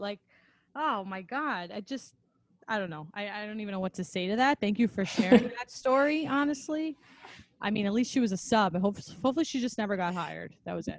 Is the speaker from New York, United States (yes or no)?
yes; New York, United States; We're both from New York